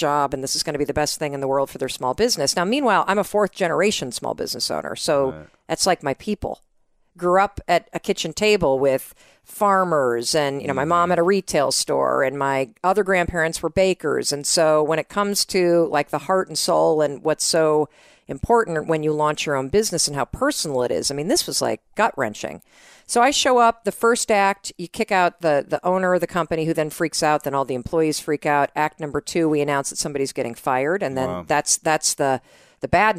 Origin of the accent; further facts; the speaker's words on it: North Muskegon, Michigan, United States; I'm from North Muskegon, Michigan.